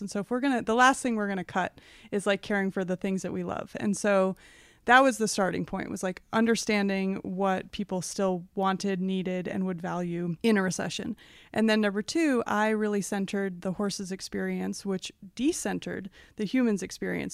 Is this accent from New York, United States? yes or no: no; Oak Park, Illinois, United States; I grew up just west of the Chicago border in a town called Oak Park